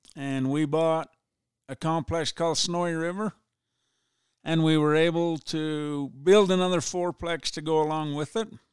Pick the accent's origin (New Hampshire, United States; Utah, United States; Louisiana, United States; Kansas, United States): Utah, United States; Ephraim; I was born and raised in Ephraim, lived here all my life